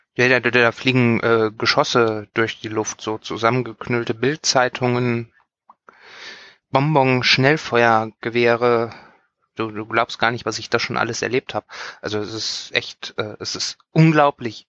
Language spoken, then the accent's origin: German; western Germany, Germany; ich bin im Westen Deutschlands aufgewachsen